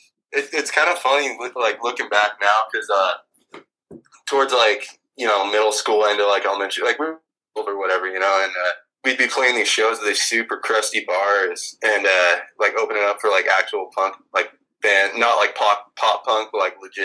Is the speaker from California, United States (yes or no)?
no; Spokane, Washington, United States; also born or lived in Texas; I was born in Texas, and I moved a bunch as a kid, but Spokane for, you know, all intents and purposes. I've lived here since I was a kid.